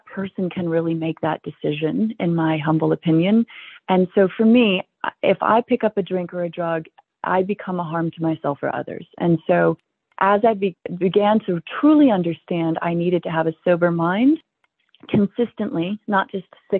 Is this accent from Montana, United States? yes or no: yes; Billings, Montana, United States; I was born in Billings, Montana, and our ancestors homesteaded this valley